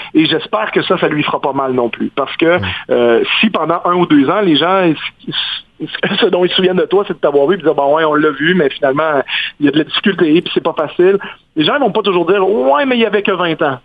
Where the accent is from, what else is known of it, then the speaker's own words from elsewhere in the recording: Quebec, Canada; je suis québécois